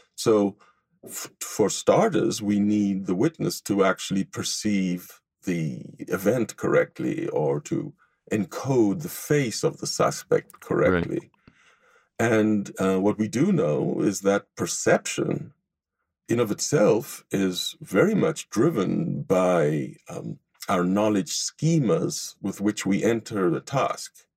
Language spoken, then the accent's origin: English; Israel; moved away as an adult; now in Los Angeles, United States; I grew up in Israel and I was educated um, Tel Aviv University before coming to the United States